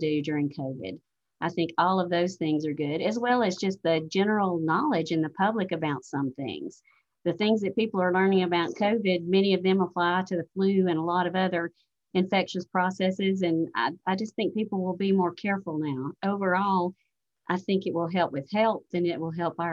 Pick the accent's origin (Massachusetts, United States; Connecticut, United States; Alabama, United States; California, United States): Alabama, United States; I grew up in a rural area in Alabama, which I'm sure you never would have guessed from the accent that I'm from Alabama.